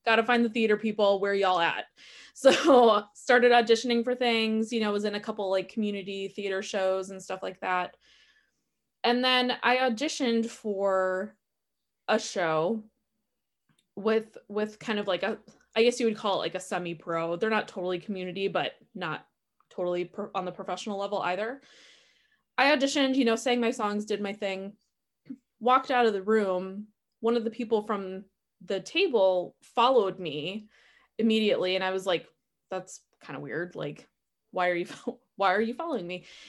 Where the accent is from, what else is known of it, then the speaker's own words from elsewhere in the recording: Milwaukee, Wisconsin, United States; now in Madison, United States; I'm a born and bred Wisconsin girl. I grew up in Milwaukee